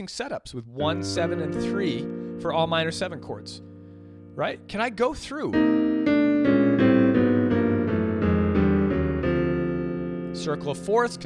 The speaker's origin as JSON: {"language": "English", "town": "Boston", "region": "Massachusetts", "country": "United States", "moved": "yes", "said": "I'm from Boston originally. And the Boston folk, if all you guys know many people from Boston or the East Coast in general, we're usually straight shooters"}